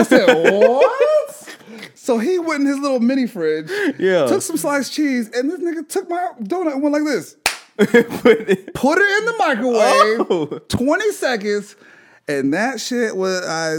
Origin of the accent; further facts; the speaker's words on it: Boston, Massachusetts, United States; now in Savannah, United States; Like, so I came from Boston to Savannah, so I saw a lot of new stuff.